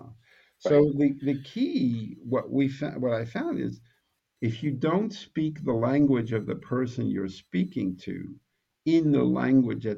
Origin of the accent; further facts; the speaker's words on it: New York City, New York, United States; I'm from Brooklyn